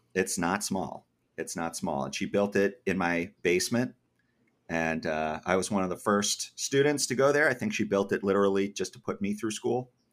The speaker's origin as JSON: {"language": "English", "region": "Massachusetts", "country": "United States", "tie": "born or raised there", "also_born_or_lived": "Georgia", "moved": "as an adult", "said": "I grew up in Massachusetts"}